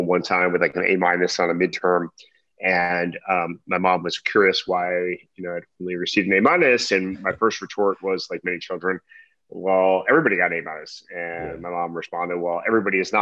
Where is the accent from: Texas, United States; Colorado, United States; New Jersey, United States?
New Jersey, United States; Edison; moved away as an adult; also born or lived in Stanford, California; I was born and raised in Edison, New Jersey